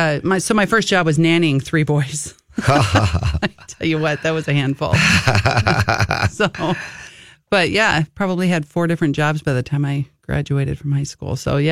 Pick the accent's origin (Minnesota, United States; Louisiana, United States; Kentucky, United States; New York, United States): Minnesota, United States; Wayzata; also born or lived in Plymouth, Minnesota / Buffalo, Minnesota / Chicago; I'm originally from the West Metro, so we bounced around a lot. So graduated from Wayzata, but I cannot keep track of how many homes that we lived in by the time I graduated. So all around Plymouth, Wayzata, Minnetonka area.